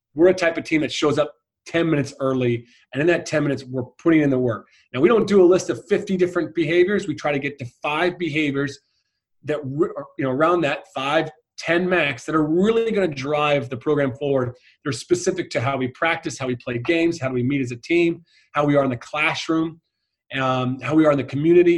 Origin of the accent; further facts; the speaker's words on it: United States; moved away as an adult; also born or lived in Ireland; being an American over there was quite popular